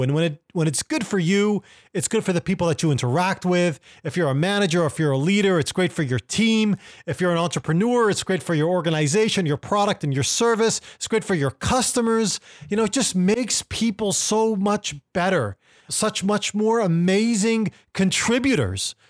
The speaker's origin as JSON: {"language": "English", "town": "Millbrae", "region": "California", "country": "United States", "tie": "born or raised there", "also_born_or_lived": "Lebanon / Koreatown, Los Angeles", "moved": "as an adult", "said": "growing up in Millbrae, California"}